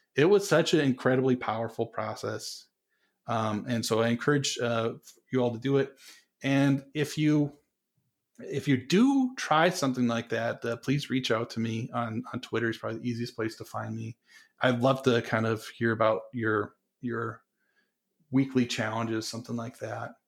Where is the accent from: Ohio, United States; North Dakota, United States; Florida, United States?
North Dakota, United States; moved away; also born or lived in Colorado; and I grew up in North Dakota